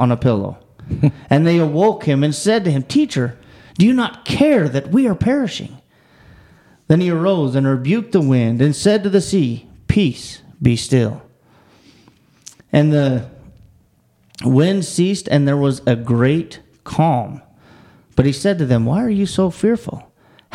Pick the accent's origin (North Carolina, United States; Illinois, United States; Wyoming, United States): Wyoming, United States; moved away; I grew up in Wyoming